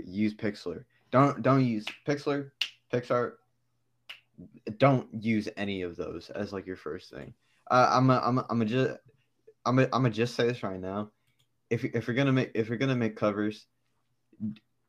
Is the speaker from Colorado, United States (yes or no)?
no; Fayetteville, North Carolina, United States; also born or lived in Brooklyn, New York / Germany; I was raised in North Carolina, but I was born in Brooklyn first